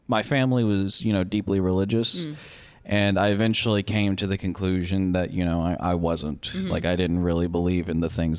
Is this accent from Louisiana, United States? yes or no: yes; West Monroe, Louisiana, United States; moved away as an adult; now in Vermont, United States; I'm from where they're from